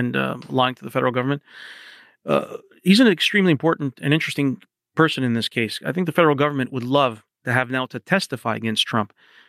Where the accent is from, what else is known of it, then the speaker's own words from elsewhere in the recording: Canada; now in United States; the part that I focused on as a Canadian correspondent in Washington